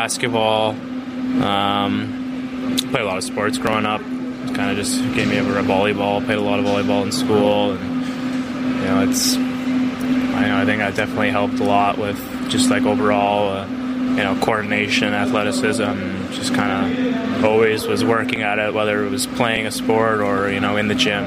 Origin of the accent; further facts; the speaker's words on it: Canada; growing up in Canada